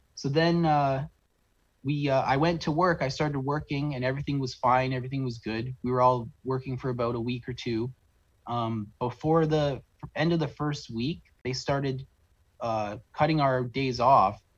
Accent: St. Catharines, Ontario, Canada; I'm from uh, South on, Southern Ontario in a town called St. Catharines, Ontario

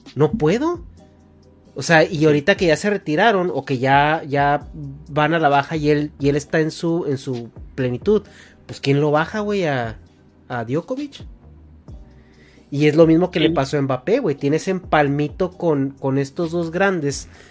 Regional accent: Mexico; hasta mi adolescencia, en México

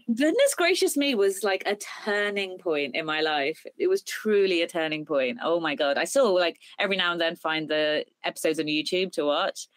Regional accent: United Kingdom; I'm British Indian

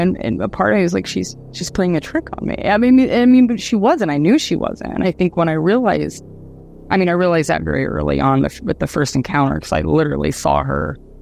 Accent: Dayton, Ohio, United States; also born or lived in Austin, Texas; now in Australia; the whole area that I grew up in Dayton

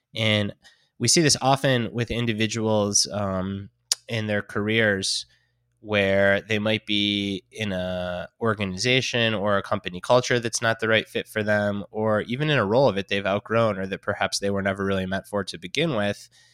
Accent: Detroit, Michigan, United States; born and raised in Detroit, growing up a Detroit Lions fan

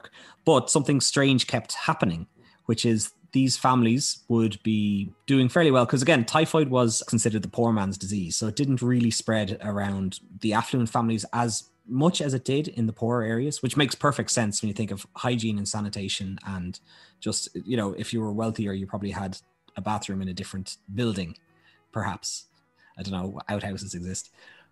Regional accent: Dunboyne, County Meath, Ireland

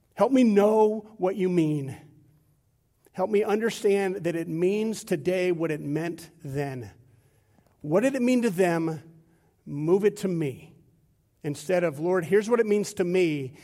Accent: United States; I'm as American as they come

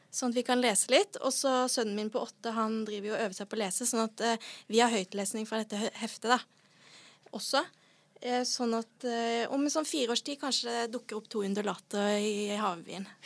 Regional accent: Sørlandet, Norway; Jeg er fra Sørlandet.

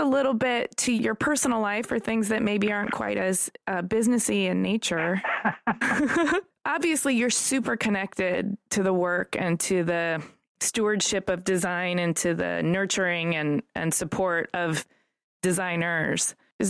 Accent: Detroit, Michigan, United States; I'm from Detroit.

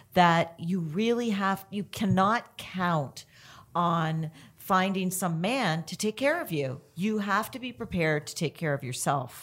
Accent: Canada; I'm Canadian

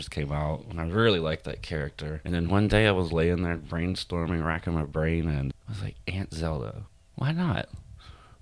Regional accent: Gulf Coast, United States; also born or lived in Houma, Louisiana; now in New Orleans, United States; I grew up on the Gulf Coast. We always came down here for weekends and stay. And then when I was a teenager in high school, we moved further south to Houma, 45 minutes south of here.

